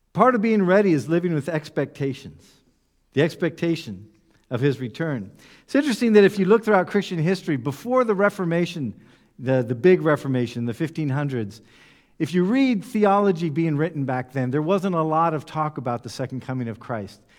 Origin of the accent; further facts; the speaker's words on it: United States; moved away; I come from the United States